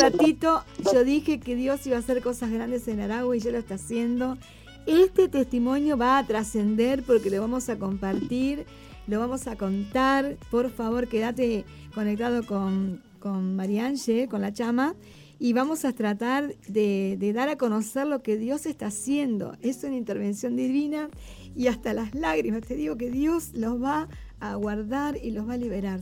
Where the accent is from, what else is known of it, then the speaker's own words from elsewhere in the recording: Uruguay; yo soy de Uruguay